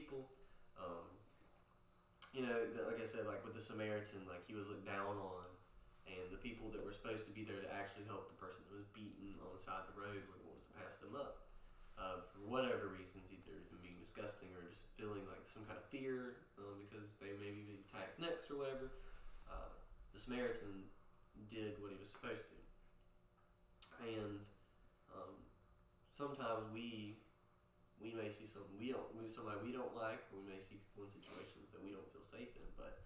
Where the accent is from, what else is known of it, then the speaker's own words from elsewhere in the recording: Poplarville, Mississippi, United States; growing up in Poplarville, small town